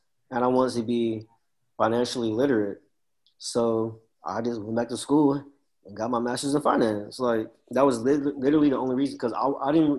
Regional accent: College Station, Texas, United States; also born or lived in Dallas; I'm from College Station

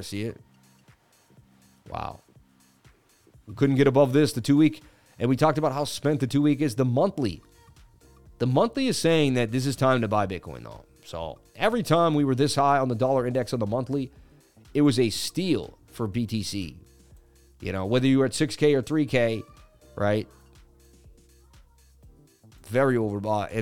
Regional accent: Boston, Massachusetts, United States; moved away; I'm Irish and I grew up in Boston

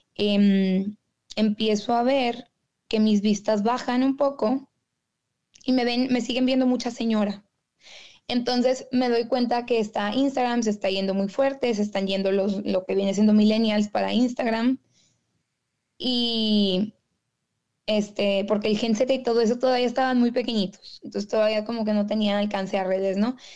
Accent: Monterrey, Nuevo León, Mexico; accent: regio; moved away as an adult; now in Detroit, United States; yo soy de Monterrey, Nuevo León. Ahorita estoy aquí viviendo en Detroit, en Michigan

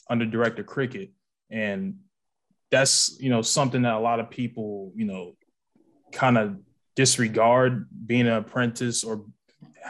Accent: New Jersey, United States; I'm from Jersey

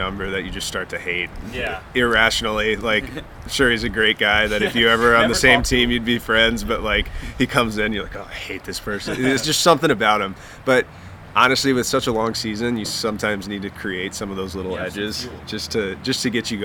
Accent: Richmond, Virginia, United States; Richmond, my hometown

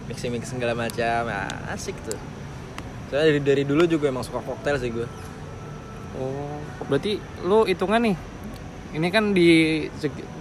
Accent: South Kalimantan, Indonesia; kebetulan gue dapat kerja di barista di daerah gue Kalimantan Selatan

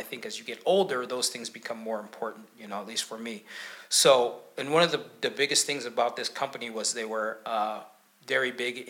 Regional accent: Tacoma, Washington, United States; also born or lived in Kampala, Uganda; So I was born in Kampala, Uganda. So my mom's Rwandan, my father's from the U.S., from Mississippi. And I was raised here in Tacoma, Washington. You know, I've lived here all my life. So, you know, I'm 52 now

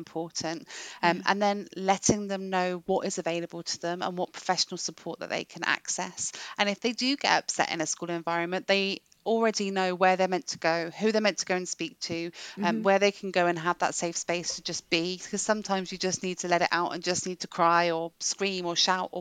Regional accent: England, United Kingdom; now in Wales; I'm English and I spend most of my time apologising for being so now that I live in Wales

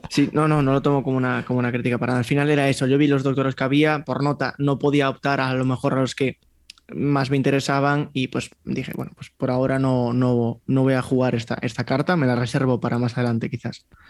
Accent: Vigo, Galicia, Spain; Yo me crié en un, barrio, en Vigo

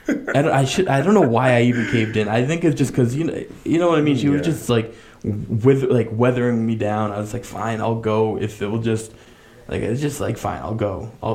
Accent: United States; I'm American

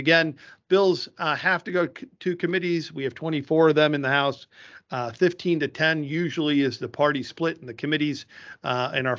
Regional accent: Mount Lebanon, Pennsylvania, United States; my hometown here in Mount Lebanon

